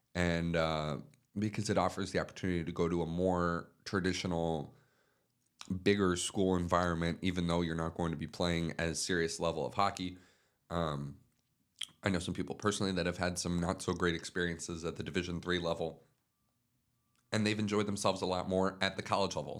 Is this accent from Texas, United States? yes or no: no; Florida, United States; University of Florida, my home state